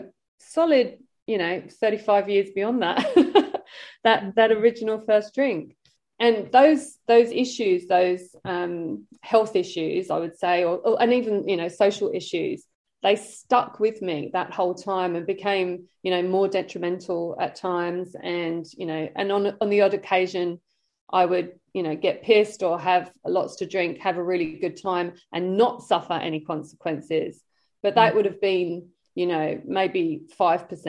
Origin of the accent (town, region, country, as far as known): London, United Kingdom; born or raised there; accent: British; moved away